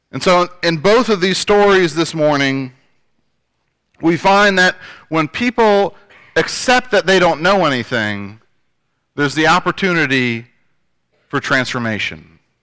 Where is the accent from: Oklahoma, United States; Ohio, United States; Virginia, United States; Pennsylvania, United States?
Virginia, United States; Northern; moved away; also born or lived in Shenandoah Valley, Virginia / Farmville, Virginia; I come from Northern Virginia, uh, which to some people may not be Virginia